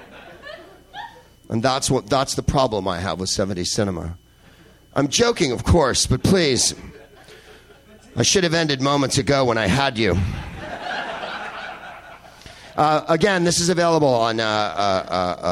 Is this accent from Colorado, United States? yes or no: no; San Carlos, California, United States; I grew up in San Carlos, California, which is the whitest place on the face of Earth